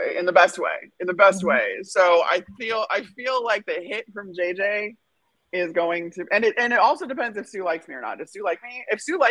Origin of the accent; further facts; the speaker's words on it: outside Chicago, Illinois, United States; moved away; growing up outside Chicago, everyone I knew played hockey